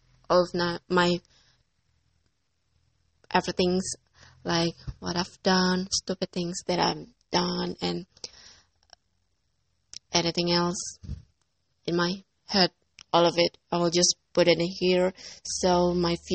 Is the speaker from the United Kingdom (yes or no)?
no; Indonesia; English is a second language; I'm from Indonesia